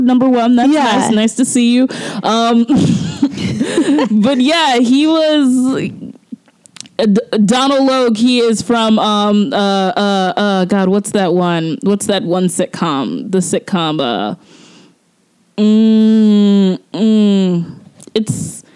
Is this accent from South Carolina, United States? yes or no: no; Georgia, United States; born or raised there; moved away